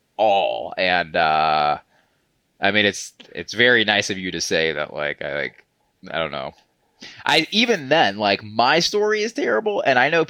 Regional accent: Georgia, United States; moved away as an adult; now in Los Angeles, United States; I'm from Georgia.

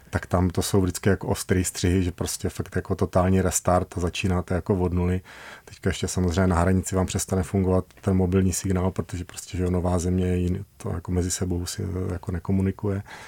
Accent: Brno, South Moravian Region, Czechia; also born or lived in Prague; my pocházíme z Brna, my jsme vyrostli v Brně

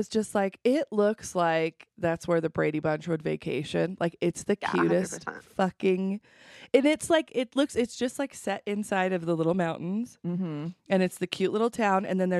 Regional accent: Chile; moved away; When I grew up in Chile

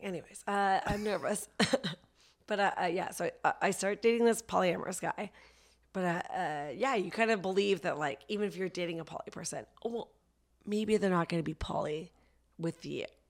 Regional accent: Vancouver, British Columbia, Canada; also born or lived in Toronto / Ottawa; now in Los Angeles, United States; before that, I lived in Toronto, and I'm from Vancouver, but I studied comedy in Ottawa

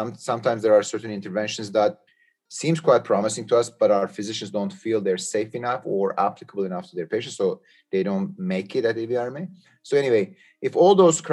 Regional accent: Istanbul, Turkey; moved away; I am originally from Istanbul, Turkey

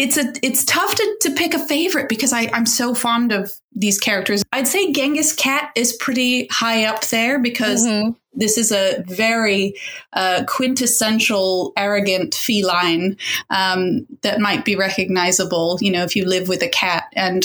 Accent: Indonesia; also born or lived in Dubai, UAE; I grew up around them. I grew up abroad. I grew up in Indonesia and Dubai and various places.

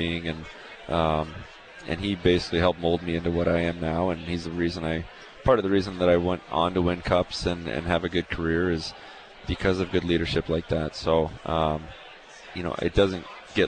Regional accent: Texas, United States; also born or lived in Tampa; now in Calgary, Canada; I grew up in Texas

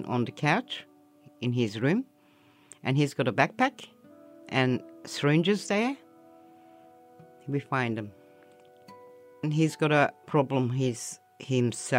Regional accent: Turkey; English is a second language; moved away as an adult; now in Richmond, Australia; I come from Turkey.

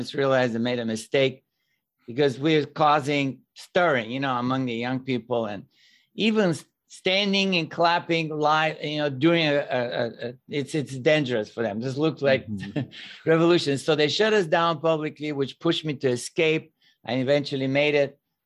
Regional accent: Bulgaria; moved away as an adult; now in United States; I was born and raised in Bulgaria, which at the time was communist country

